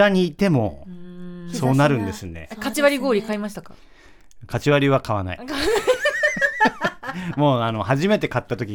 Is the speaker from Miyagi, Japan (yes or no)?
yes; Miyagi, Japan; 僕は宮城県出身だから